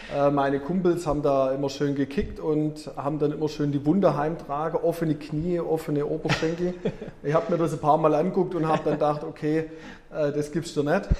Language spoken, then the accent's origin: German; Herrenberg, Baden-Württemberg, Germany; also born or lived in Erlangen / Ludwigsburg / Kuppingen; Tatsächlich bin ich in, äh, Mönchberg aufgewachsen